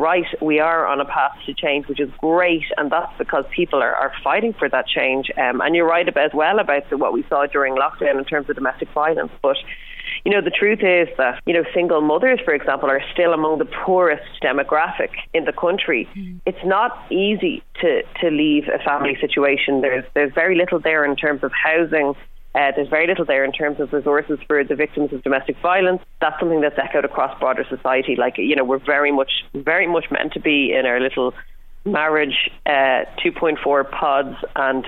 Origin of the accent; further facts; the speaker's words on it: Ireland; growing up in Ireland, a country that is very strongly based on the nuclear family